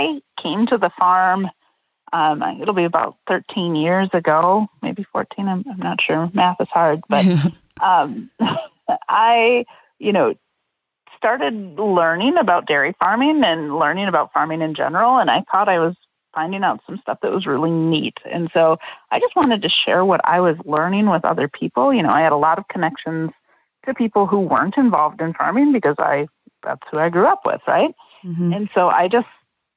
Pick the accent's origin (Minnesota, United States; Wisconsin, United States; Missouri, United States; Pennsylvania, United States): Wisconsin, United States; Madison; I grew up in Madison and had like no real strong connection to agriculure